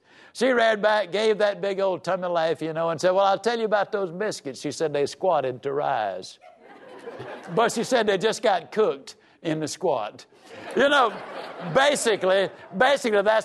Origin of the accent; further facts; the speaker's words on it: Yazoo City, Mississippi, United States; I was raised down in Yazoo City, Mississippi.